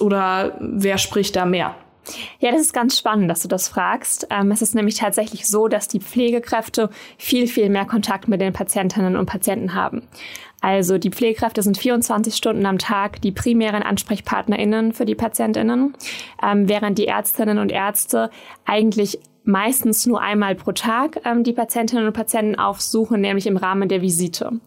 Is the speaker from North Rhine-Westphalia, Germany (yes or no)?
no; Swabian Jura, Baden-Württemberg, Germany; moved away as an adult; also born or lived in Bonn; Ich komme ursprünglich ja aus Baden-Württemberg von der Schwäbischen Alb